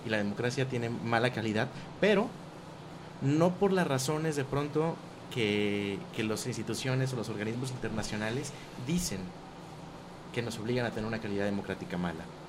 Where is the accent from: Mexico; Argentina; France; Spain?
Mexico; nosotros como mexicanos